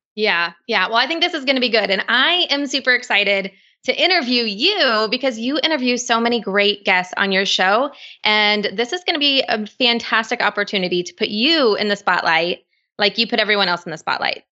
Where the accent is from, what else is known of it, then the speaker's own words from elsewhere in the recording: West Coast, United States; I'm from the West Coast